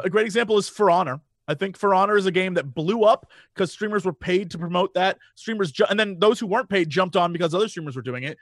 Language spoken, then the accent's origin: English; Midwest, United States; I'm from the Midwest.